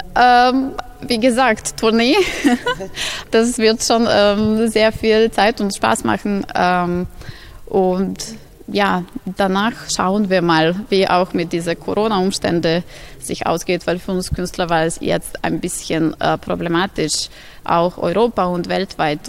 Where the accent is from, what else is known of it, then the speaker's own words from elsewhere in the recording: Novi Sad, Vojvodina, Serbia; in Novi Sad, die auch meine Heimatstadt ist